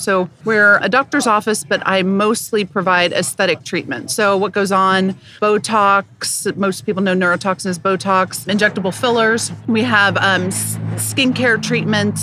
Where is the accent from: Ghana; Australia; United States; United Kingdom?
United States; Topeka, Kansas; now in Kansas City, United States; My hometown is Topeka, Kansas